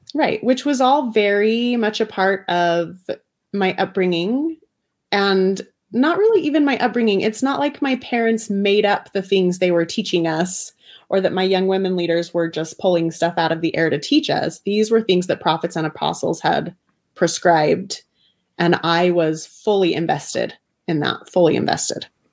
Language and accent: English; Bountiful, Utah, United States; I was raised in Davis County, Utah, like very Orthodox family